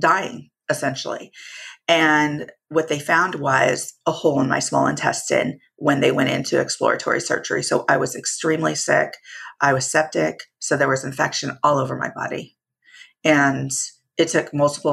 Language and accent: English; Santa Cruz, California, United States; also born or lived in Anaheim, California; I was born and raised in California, born in Anaheim. And then we migrated over to Santa Cruz, California, where most of my family is